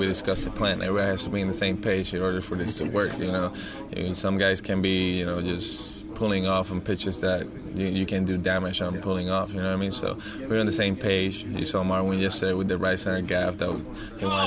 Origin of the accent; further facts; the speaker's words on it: Puerto Rico; moved away; Puerto Rico because of him, with supplies to my hometown